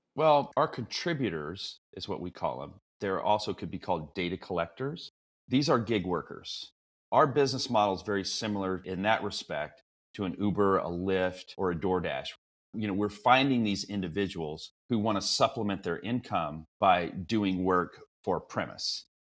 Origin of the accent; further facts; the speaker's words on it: Texas, United States; moved away as an adult; now in Bay Area, United States; I'm originally a Texan